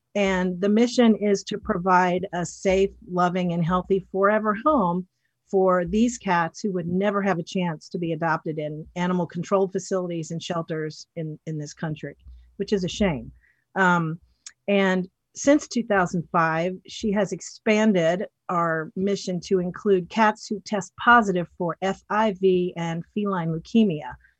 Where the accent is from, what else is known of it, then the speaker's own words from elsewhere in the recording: Western North Carolina, United States; moved away as an adult; I grew up in, um, Western North Carolina in the mountains in a small town that's almost in Tennessee